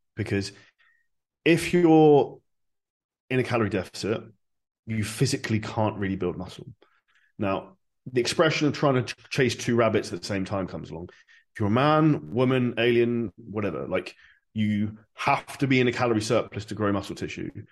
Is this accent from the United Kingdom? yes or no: yes; Surrey, South East England, United Kingdom; moved away as an adult; now in Dubai, United Arab Emirates; I'm originally from Surrey, just outside of London